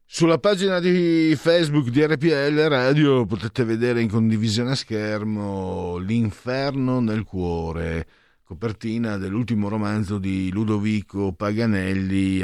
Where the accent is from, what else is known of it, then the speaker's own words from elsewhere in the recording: Friuli-Venezia Giulia, Italy; moved away as an adult; also born or lived in Veneto; now in Milan, Italy; vengo dal Friuli, mezzo Veneto, mezzo Friulano sono